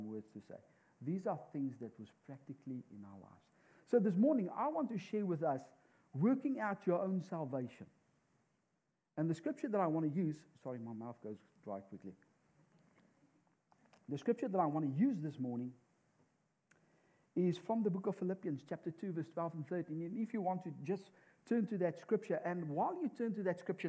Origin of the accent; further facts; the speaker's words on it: South Africa; moved away as an adult; we come from South Africa.